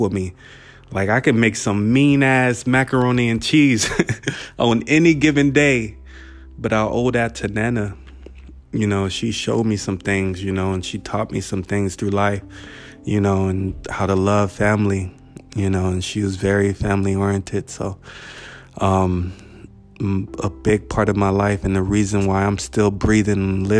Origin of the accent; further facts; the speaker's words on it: Buena Park, California, United States; my part B of growing up in Buena Park